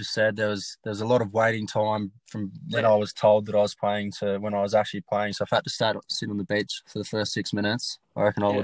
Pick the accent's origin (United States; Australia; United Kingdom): Australia; Geelong, Victoria; my hometown